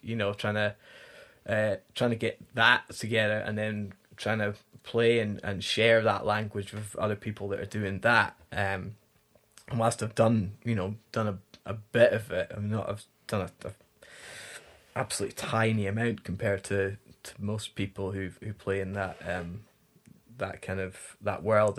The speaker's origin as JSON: {"language": "English", "area": "the Highlands", "region": "Scotland", "country": "United Kingdom", "tie": "born or raised there", "moved": "yes", "said": "growing up in the Highlands"}